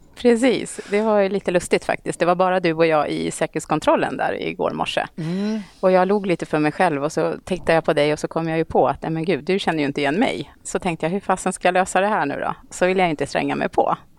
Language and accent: Swedish; Eskilstuna, Södermanland, Sweden; moved away as an adult; also born or lived in Stockholm; jag är uppvuxen i Eskilstuna faktiskt. Okay. Så jag gick hela min skolperiod i Eskilstuna